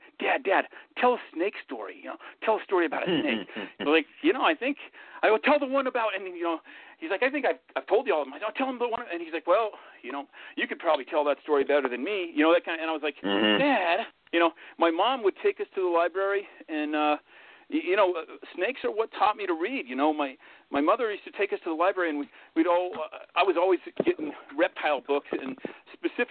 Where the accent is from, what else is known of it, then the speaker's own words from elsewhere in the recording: Denver, Colorado, United States; also born or lived in Grand Junction, Colorado; We moved when I was about 11. We moved from Denver to the Grand Junction area in western Colorado